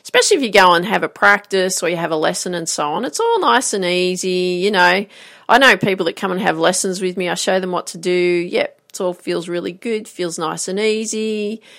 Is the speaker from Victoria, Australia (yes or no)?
no; Grafton, New South Wales, Australia; I grew up in Grafton